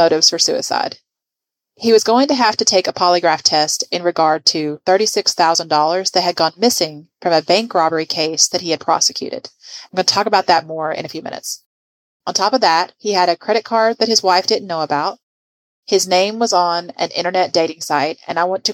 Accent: Lancaster, Kentucky, United States; I say Lancaster because I grew up in Lancaster, Kentucky, and that's how we say it

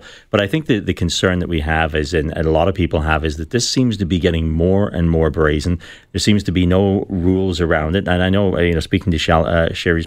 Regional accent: Belfast, Northern Ireland, United Kingdom; now in Toronto, Canada; I grew up in Belfast

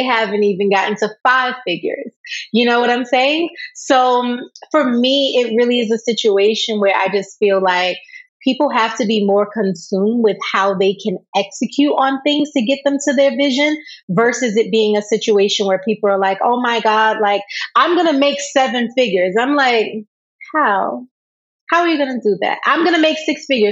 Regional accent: New York, United States; I'm from New York

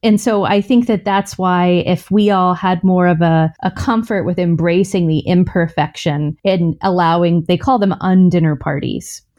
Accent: the South, United States; I grew up in the South with a mom who never left the house without makeup on

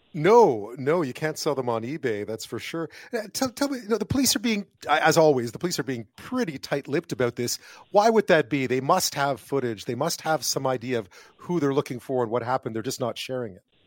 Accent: Montreal, Quebec, Canada; now in Toronto, Canada; I grew up in Montreal

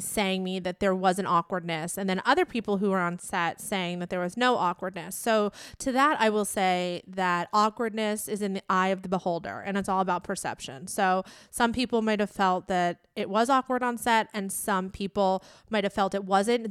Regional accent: United States; I'm American

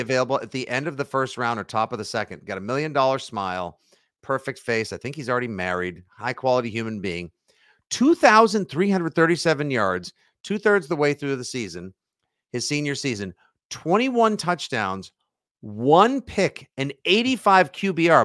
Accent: Braintree, Massachusetts, United States; Braintree football, my al- my alma mater, my hometown

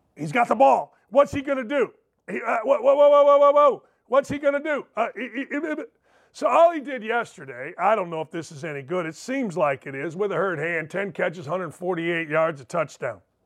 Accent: outside Chicago, Illinois, United States; growing up outside Chicago and being a uh, Bears fan

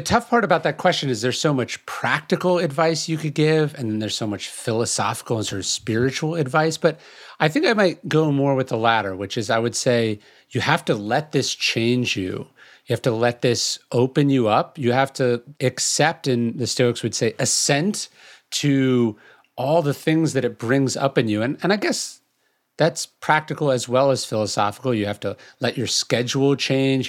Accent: California, United States; now in Texas, United States; how I grew up in California

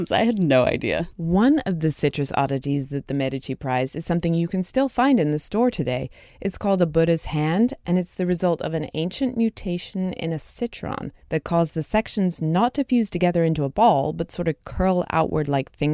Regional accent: United Kingdom; I am a limey

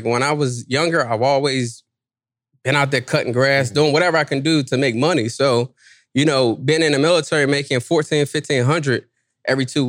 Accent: Washington, District of Columbia, United States; I'm from D.C.

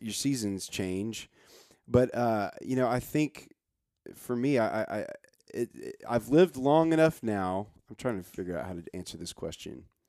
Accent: Nashville, Tennessee, United States; moved away as an adult; I grow up in Nashville

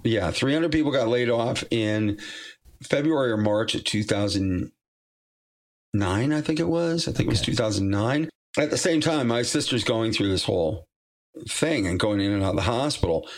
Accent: Massachusetts, United States; moved away; I'm from Massachusetts originally

